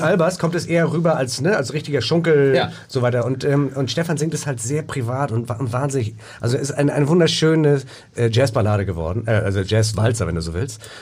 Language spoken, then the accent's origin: German; Hamburg, Germany; Wir sind ja alle hier in Hamburg geboren.